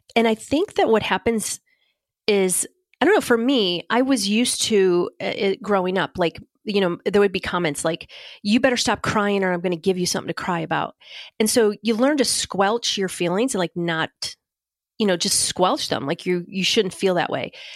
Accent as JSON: {"language": "English", "region": "Northeast", "country": "United States", "said": "I'm from the Northeast"}